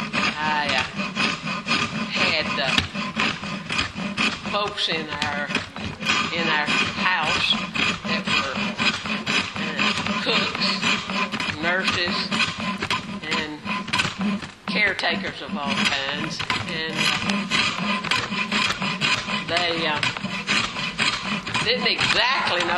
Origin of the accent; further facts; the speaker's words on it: Mississippi, United States; now in Elgin, United States; I grew up in Mississippi